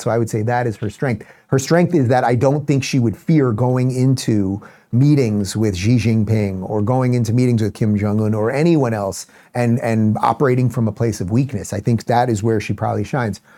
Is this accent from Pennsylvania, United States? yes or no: no; New York, United States; now in Florida, United States; I grew up in New York